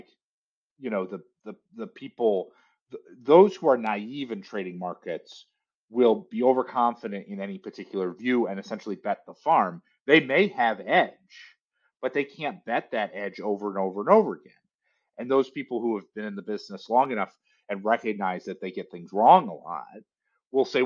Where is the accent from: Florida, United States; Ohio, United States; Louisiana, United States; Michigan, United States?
Michigan, United States; Detroit; moved away; I grew up in Detroit